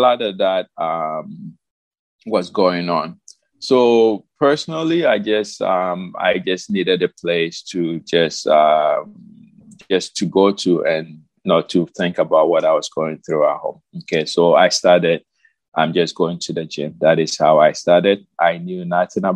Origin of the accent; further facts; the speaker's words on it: Ghana; moved away as an adult; now in United States; I moved from Ghana 2009, okay, late 2009. I moved to the United States because my fiance then, now my wife, lived here.